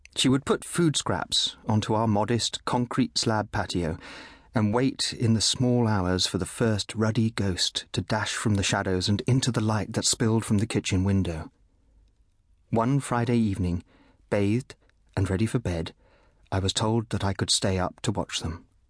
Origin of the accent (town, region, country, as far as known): Bristol, South West England, United Kingdom; born or raised there; also born or lived in Kenya